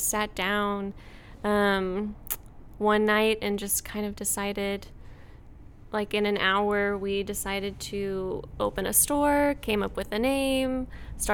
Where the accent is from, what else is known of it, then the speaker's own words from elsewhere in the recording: St. Louis, Missouri, United States; moved away as an adult; now in Tulsa, United States; I grew up in the St. Louis area and went to TU to run cross country